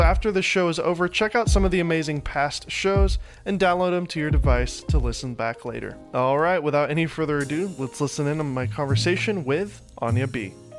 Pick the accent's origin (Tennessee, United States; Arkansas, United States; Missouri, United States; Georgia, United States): Tennessee, United States; Nashville; moved away as an adult; now in Los Angeles, United States; I came from Nashville, Tennessee. I was uh, born here, but grew up in Nashville